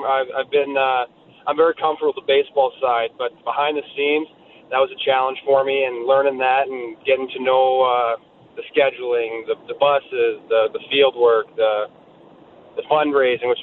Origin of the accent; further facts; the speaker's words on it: Southern Alberta, Canada; I grew up in Southern Alberta when I was 12, 13 years old